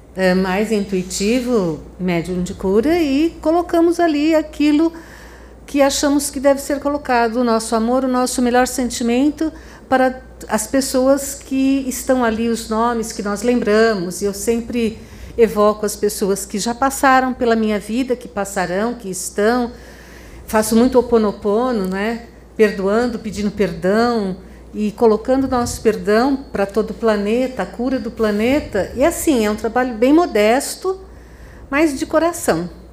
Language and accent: Portuguese; Franca, São Paulo, Brazil; sou de Franca, São Paulo